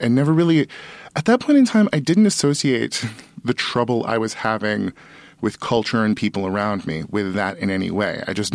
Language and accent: English; Sutter County, California, United States; I'm from Sutter County, California